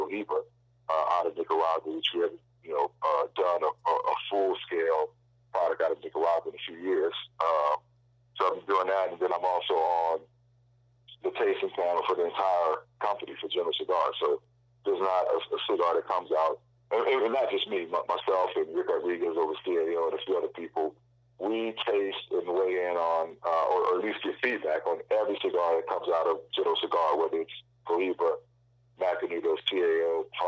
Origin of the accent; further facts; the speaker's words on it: New Orleans, Louisiana, United States; we grew up together in New Orleans